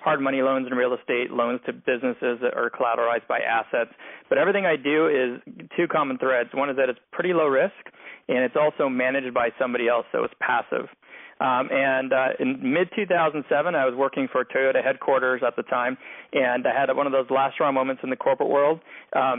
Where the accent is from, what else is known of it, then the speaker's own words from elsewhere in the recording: Montreal, Quebec, Canada; also born or lived in Philadelphia; now in Los Angeles, United States; I'm originally from Montreal